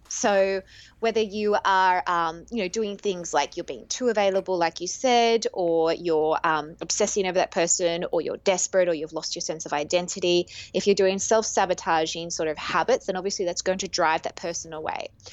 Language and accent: English; Australia; now in Greece; I am Australian